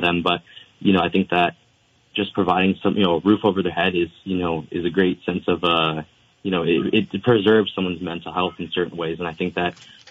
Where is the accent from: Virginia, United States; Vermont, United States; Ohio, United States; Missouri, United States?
Vermont, United States; Bradford; I grew up in Bradford, Vermont